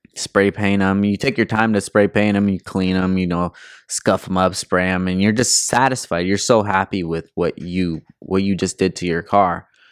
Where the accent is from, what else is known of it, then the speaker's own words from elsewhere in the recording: California, United States; I'm from California